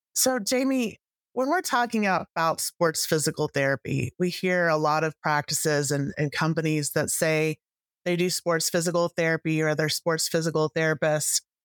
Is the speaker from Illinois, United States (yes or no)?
no; Texas, United States; I'm actually from Texas, just north of Frisco